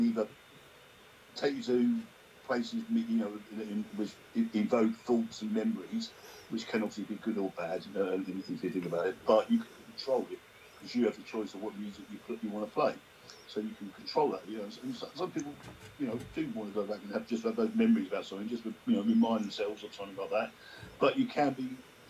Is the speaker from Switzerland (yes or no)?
no; Sheffield, Yorkshire and the Humber, United Kingdom; I'm from England. Yeah, whereabouts in England? I said, Sheffield